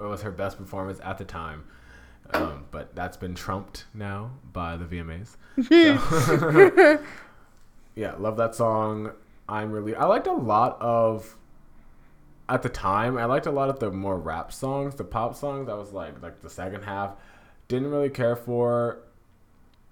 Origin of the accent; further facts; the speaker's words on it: Jamaica; I'm Jamaican